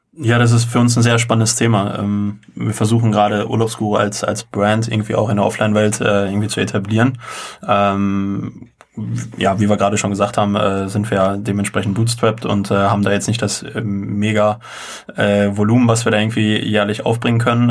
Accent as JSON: {"language": "German", "town": "Unna", "region": "North Rhine-Westphalia", "country": "Germany", "tie": "born or raised there", "said": "nicht direkt aus Holzwickede. Holzwickede gehört zum Kreis Unna und wir kommen halt beide aus Unna"}